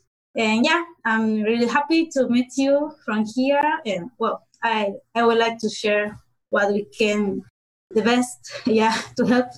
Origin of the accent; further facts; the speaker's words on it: Argentina; I'm from Argentina. I'm 32 years old.